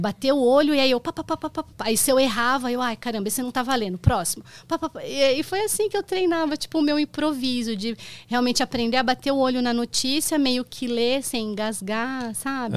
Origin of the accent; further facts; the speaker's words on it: Itapira, São Paulo, Brazil; eu cresci em Itapira eu sou de São Paulo eu fui para Itapira com oito anos e lá eu fiquei até os 19 e depois eu voltei para São Paulo